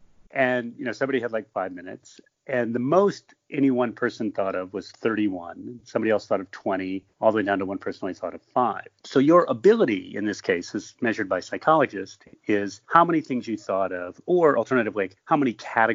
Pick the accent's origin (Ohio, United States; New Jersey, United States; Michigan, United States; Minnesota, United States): Michigan, United States; I grew up in Michigan.